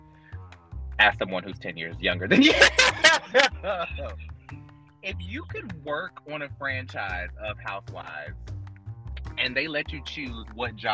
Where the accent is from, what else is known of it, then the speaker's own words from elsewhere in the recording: Fayetteville, North Carolina, United States; we're small town girls. I'm from Fayetteville, North Carolina.